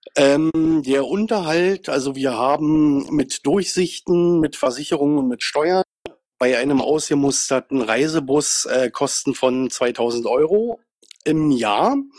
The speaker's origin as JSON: {"language": "German", "region": "Brandenburg", "country": "Germany", "said": "Ich komme auch aus Brandenburg"}